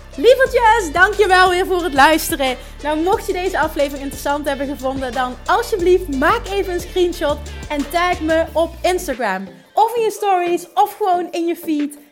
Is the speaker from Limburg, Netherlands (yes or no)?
yes; Limburg, Netherlands; accent: Limburgs; mijn Limburgs accent